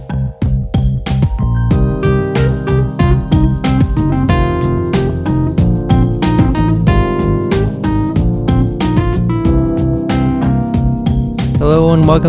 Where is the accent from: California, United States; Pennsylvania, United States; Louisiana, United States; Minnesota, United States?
California, United States; Garden Grove; I'm from Garden Grove, California